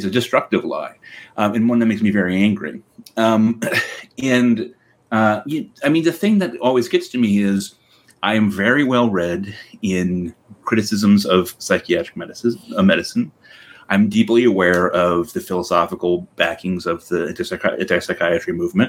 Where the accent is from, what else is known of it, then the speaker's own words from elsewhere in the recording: Connecticut, United States; so in my hometown in Connecticut, there's Connecticut Valley Hospital